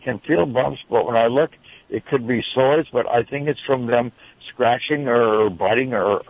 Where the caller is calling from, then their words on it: Rowland Heights, California, United States; Well, right now I'm in Roland Heights.